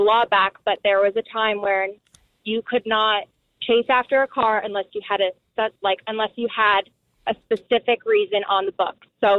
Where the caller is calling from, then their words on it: Mahwah, New Jersey, United States; Where I'm calling from Mahwah, where, you know, 40 cars might be stolen in one night in towns like Franklin Lakes, Wyckoff